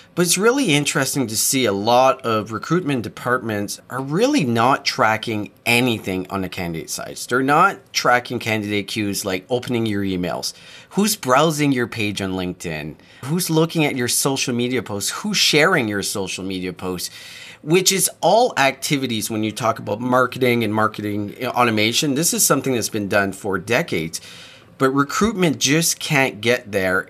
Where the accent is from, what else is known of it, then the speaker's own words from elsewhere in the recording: New Brunswick, Canada; I grew up really close to Nova Scotia. I grew up in New Brunswick